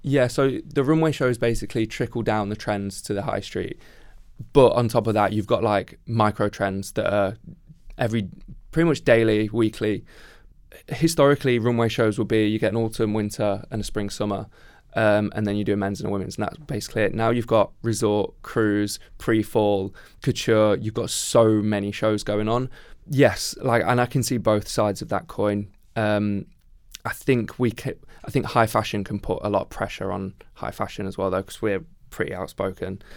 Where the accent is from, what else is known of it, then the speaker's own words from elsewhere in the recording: Midlands, United Kingdom; I grew up in the Midlands